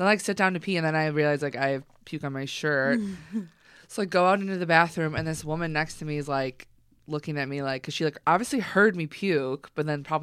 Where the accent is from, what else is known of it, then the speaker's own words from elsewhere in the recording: Chicago, Illinois, United States; I'm from Chicago.